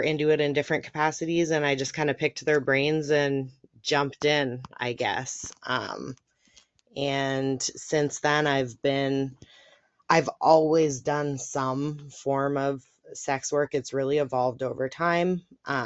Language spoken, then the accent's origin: English; Canada; I'm from Canada. That's as specific as I'm going to get, but I am a Canadian friend here.